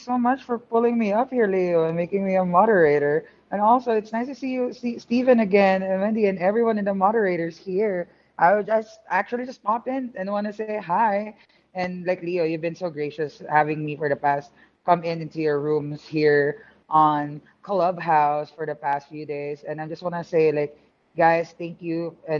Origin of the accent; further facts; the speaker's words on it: Philippines; I'm a Filipino, and I'm surrounded by really great talented Latinx and Hispanics here in this room right now